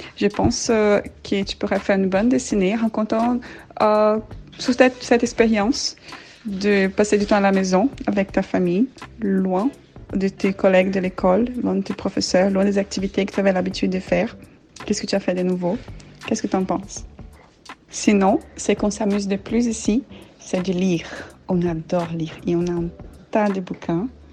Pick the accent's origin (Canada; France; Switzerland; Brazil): Brazil; French is a second language; moved away as an adult; now in Brussels, Belgium; Je vis à Bruxelles depuis 6 ans, mais je suis brésilienne